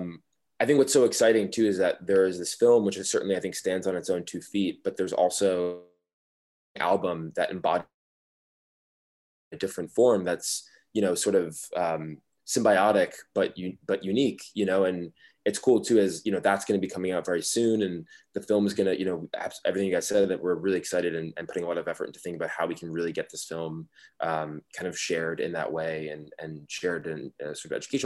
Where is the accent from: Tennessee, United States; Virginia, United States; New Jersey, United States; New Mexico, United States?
New Jersey, United States; Highland Park; Topaz and I both grew up in New Jersey, and he in Montclair, I grew up in Highland Park.